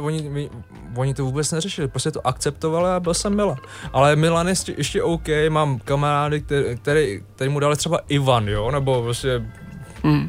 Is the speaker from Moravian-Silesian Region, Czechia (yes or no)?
no; Chomutov, Ústí nad Labem Region, Czechia; now in Prague, Czech Republic; Já jsem z Ústeckého kraje, jsem vyrůstal v Chomutově